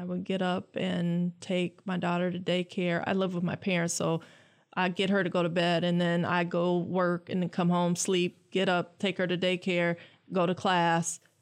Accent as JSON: {"language": "English", "town": "Lansing", "region": "Michigan", "country": "United States", "tie": "born or raised there", "said": "I am from Lansing. I graduated from J W Sexton. I grew up on the West Side"}